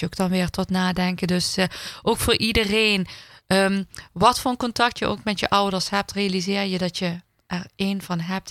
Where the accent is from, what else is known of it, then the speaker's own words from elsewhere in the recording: Heerlen, Limburg, Netherlands; ik ben gewoon in Heerlen geboren en getogen